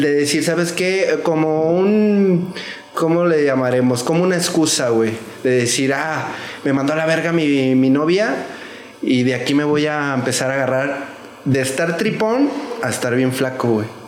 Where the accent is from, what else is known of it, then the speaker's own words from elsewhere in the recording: Zapopan, Jalisco, Mexico; yo soy de Zapopan Centro. Yo, yo pienso que soy la segunda generación de ahí, de Zapopan.